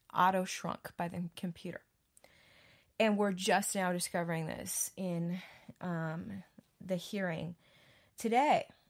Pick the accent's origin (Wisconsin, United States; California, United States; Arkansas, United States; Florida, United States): Wisconsin, United States; now in Texas, United States; I grew up in Wisconsin